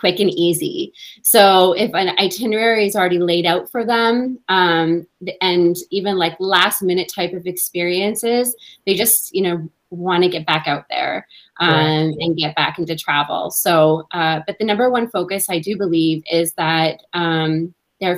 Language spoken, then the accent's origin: English; Canada; Me being a Canadian